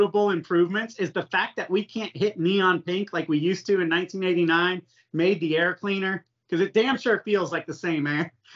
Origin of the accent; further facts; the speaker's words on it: Florida, United States; I grew up in Florida